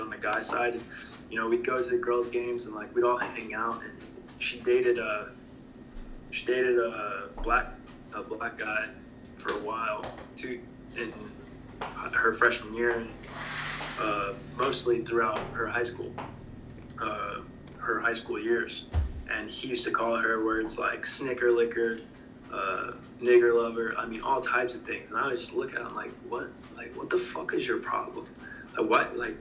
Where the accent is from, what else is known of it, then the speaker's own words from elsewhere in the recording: North Florida, United States; moved away; also born or lived in St. Louis / Louisville; North Florida is the South